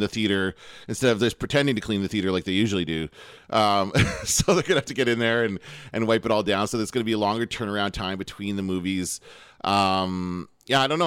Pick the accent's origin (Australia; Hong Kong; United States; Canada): Canada